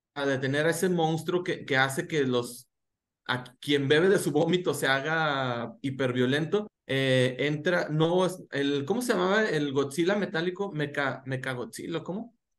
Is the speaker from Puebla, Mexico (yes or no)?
no; Gómez Palacio, Durango, Mexico; soy un cholo de Gómez Palacio Durango